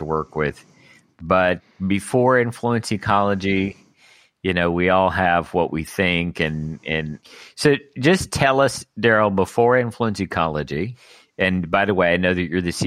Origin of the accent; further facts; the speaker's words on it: Dallas, Texas, United States; we're all originally from Texas